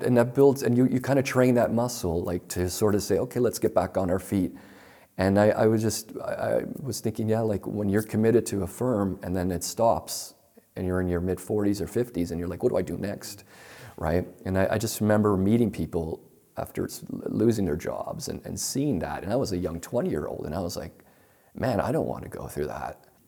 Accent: Toronto, Ontario, Canada; I'm from Toronto, um, Canada, Toronto, Ontario. The neighborhood I grew up with, it's sort of working class.

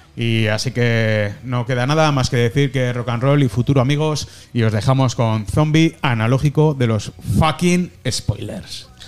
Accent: Spain; soy español

